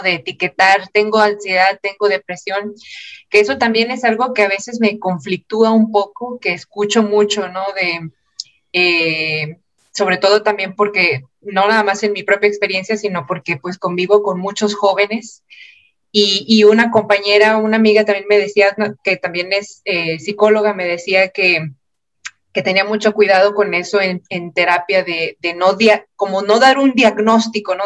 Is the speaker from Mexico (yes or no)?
yes; Monterrey, Nuevo León, Mexico; also born or lived in Morelia; yo soy de acá de Monterrey, estudié el posgrado en Morelia y me vine, estaba ya trabajando acá en Monterrey